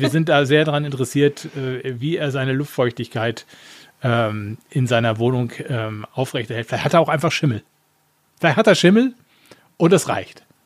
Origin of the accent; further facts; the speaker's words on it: Essen, North Rhine-Westphalia, Germany; moved away; Da habe ich mir da meine Geburtsstadt besucht